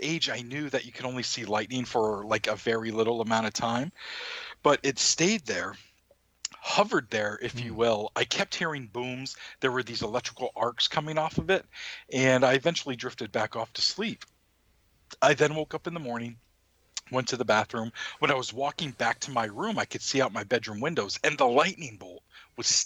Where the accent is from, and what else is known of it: Maine, United States; born or raised there